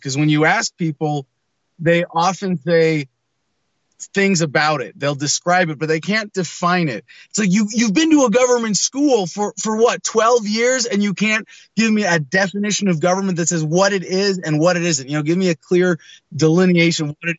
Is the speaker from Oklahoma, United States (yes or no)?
no; San Mateo, California, United States; also born or lived in San Francisco; I was born in San Francisco Children's Hospital, but I, I grew up in San Mateo mostly